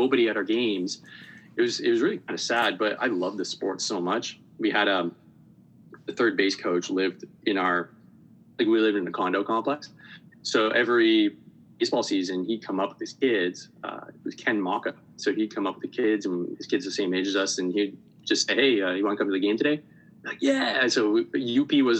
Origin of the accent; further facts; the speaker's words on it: Montreal, Quebec, Canada; I'm Canadian, born and raised in the suburbs of Montreal